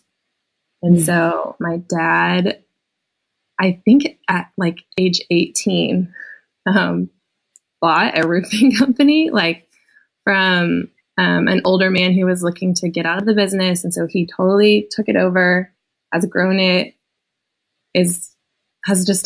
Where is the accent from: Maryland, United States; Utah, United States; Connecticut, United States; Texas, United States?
Texas, United States; Lubbock; moved away; I grew up in Lubbock, Texas